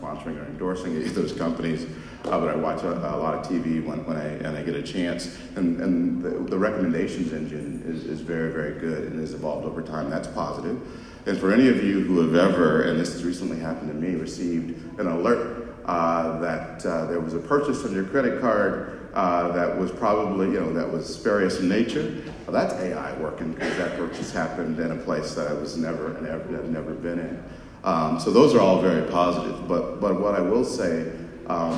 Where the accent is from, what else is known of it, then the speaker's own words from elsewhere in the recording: Los Angeles, California, United States; I grew up in South Central Los Angeles